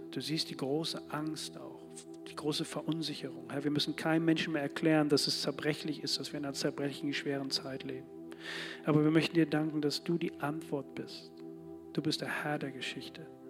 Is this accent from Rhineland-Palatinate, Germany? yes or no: no; Bremen, Germany; Als Bremer hier für diese Stadt